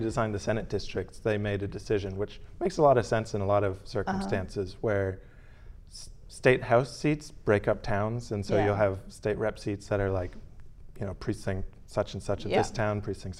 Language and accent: English; Falmouth, Massachusetts, United States; I'm from Falmouth, born and raised. My mom was also from Falmouth. My family first originally came to Cape Cod after the Second World War.